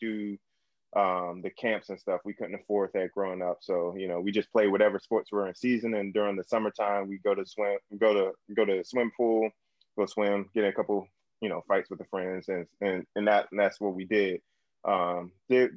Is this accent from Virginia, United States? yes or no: yes; suburbs of DC, Virginia, United States; I grew up in Virginia, so in like suburbs of DC